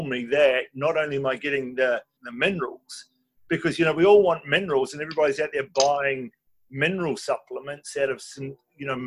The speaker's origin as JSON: {"language": "English", "region": "Nelson", "country": "New Zealand", "moved": "yes", "lives_now": "Australia", "said": "Well, I'm a Kiwi. I'm living in Australia at the moment, but I'm Nelson in New Zealand"}